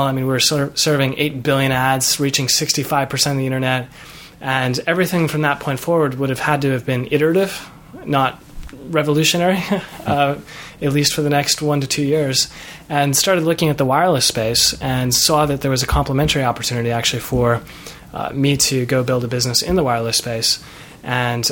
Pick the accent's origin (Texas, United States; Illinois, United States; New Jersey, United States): Illinois, United States; Chicago; moved away as an adult; also born or lived in Los Angeles; growing up in Chicago